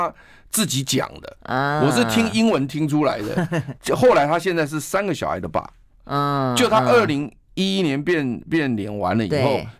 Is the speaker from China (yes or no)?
no; Taiwan; 我们都是台湾人